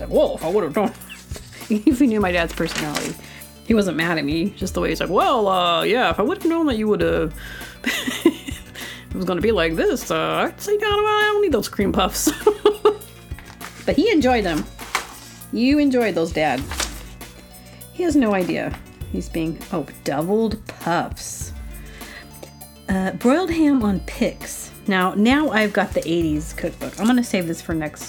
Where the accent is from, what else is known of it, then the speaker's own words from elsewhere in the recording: Booneville, Arkansas, United States; I'm from Boonville, Arkansas